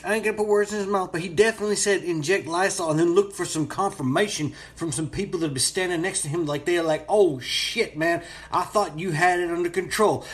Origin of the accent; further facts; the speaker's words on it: Florida, United States; I am a Floridian